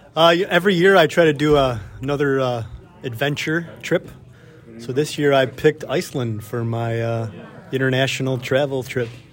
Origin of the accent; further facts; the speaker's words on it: Wisconsin, United States; from uh, Wisconsin, United States